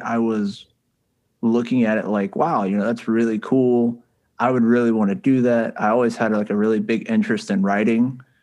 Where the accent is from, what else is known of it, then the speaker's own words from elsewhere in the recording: the South, United States; I was born and raised here in the South